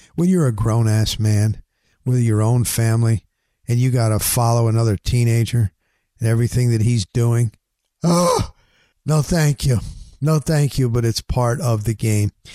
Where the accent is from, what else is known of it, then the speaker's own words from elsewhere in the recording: New Jersey, United States; moved away as an adult; also born or lived in Littleton, Colorado; now in Florida, United States; I grew up in New Jersey. I'm from the Northeast